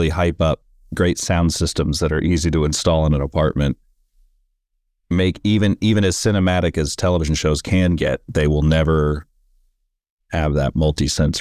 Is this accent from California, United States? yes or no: yes; San Francisco, California, United States; now in Los Angeles, United States; I grew up in San Francisco and now I live